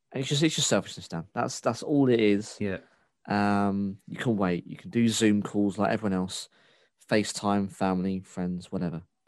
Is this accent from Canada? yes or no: no; United Kingdom; the Britishness in me